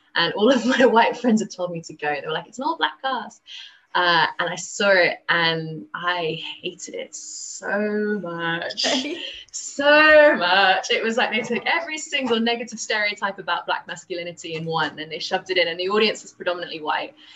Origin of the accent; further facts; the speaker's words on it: London, United Kingdom; I'm from London